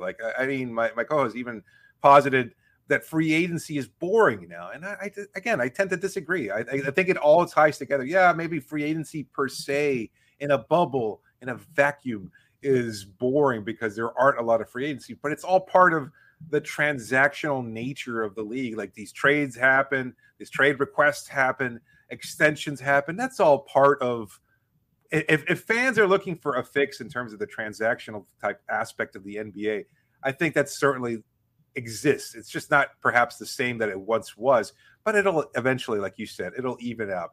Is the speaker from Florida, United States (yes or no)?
yes; Miami, Florida, United States; I grew up in Miami